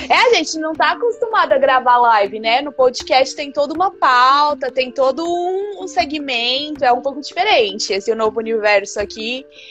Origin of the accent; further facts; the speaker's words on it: Brazil; moved away; Eu já sofri um certo preconceito por ser brasileira